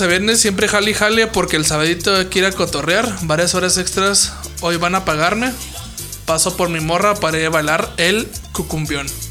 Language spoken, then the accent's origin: Spanish; Ciudad Juárez, Chihuahua, Mexico; somos de Ciudad Juárez